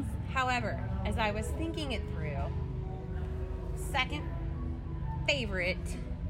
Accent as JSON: {"language": "English", "town": "Atlanta", "region": "Georgia", "country": "United States", "said": "I'm from Atlanta, Georgia. I'm another Georgia girl."}